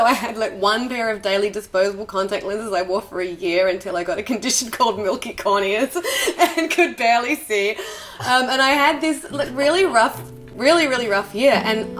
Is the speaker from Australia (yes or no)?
yes; Australia; now in New York, United States; I'm from Australia, right. So I'm used to the beach being 15 minutes away and pristine and accessible for 6 months of the year.